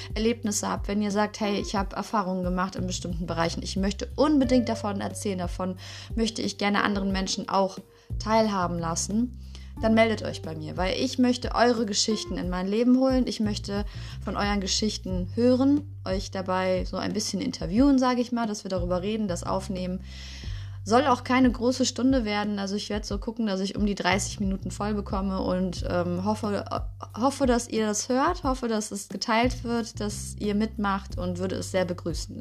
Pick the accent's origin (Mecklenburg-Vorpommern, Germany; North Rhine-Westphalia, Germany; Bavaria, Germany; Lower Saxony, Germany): North Rhine-Westphalia, Germany; Düsseldorf; aus unserer Stadt, also aus Düsseldorf, wo ich herkomme